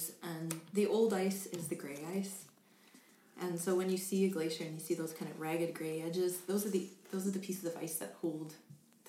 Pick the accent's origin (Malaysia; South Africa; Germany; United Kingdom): United Kingdom; England; moved away; I come from England